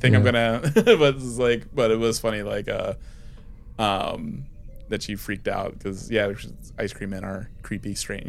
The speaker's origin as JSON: {"language": "English", "region": "East Coast", "country": "United States", "said": "I'm from the East Coast."}